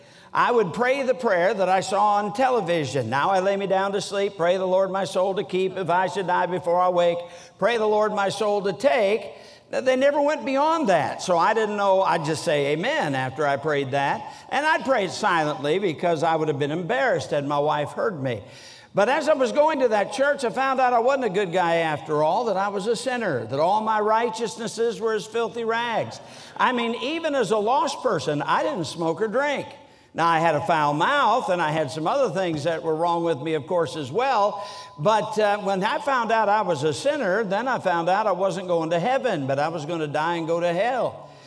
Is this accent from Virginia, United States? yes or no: no; Sturgis, Michigan, United States; But I was brought up in Sturgis, Michigan, so although I don't sound like a Yankee, I was a Yankee. I've been in the South for a long time now, and I still don't eat grits.